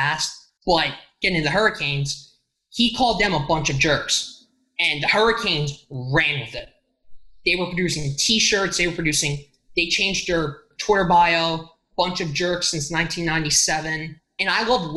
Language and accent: English; Cinnaminson, New Jersey, United States; I grew up in Cinnaminson, New Jersey